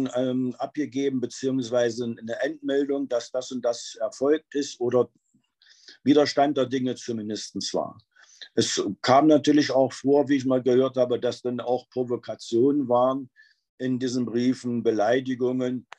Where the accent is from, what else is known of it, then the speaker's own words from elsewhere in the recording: Wernigerode, Saxony-Anhalt, Germany; moved away as an adult; ich komme eigentlich aus dem Harz, aus Wernigerode. So, da hatte ich meine Schule, die Ausbildung